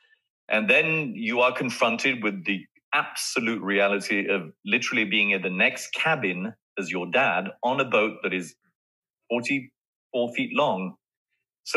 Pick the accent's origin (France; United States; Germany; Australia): France; moved away; growing up in France